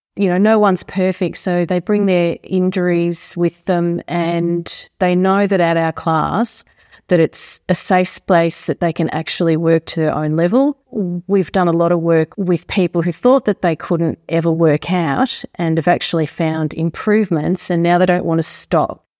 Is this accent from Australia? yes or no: yes; Stawell, Victoria, Australia; now in Marnoo, Australia; I was born in Stall, but I had grandparents that lived on a farm at Manabadar.